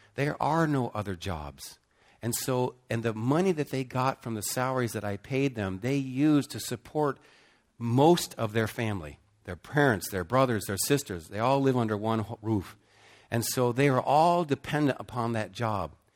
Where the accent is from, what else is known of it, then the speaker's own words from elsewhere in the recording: United States; moved away as an adult; also born or lived in Cambodia; especially as an American